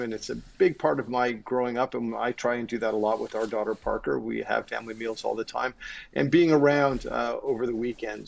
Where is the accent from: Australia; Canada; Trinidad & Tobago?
Canada; Toronto, Ontario; also born or lived in Chicago / New York City; i grew up in goddamn forest hill